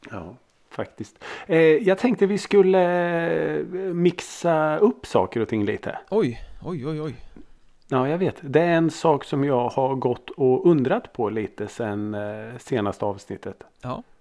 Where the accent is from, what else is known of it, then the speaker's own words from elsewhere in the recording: Norrköping, Östergötland, Sweden; Jag {S1} är ju född och uppvuxen i Norrköping. Så eh, där stod ju … bussen.